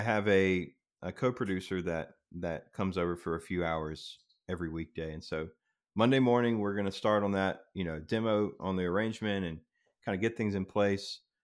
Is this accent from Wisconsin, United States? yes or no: no; South Carolina, United States; I grew up in South Carolina, right on the border of North Carolina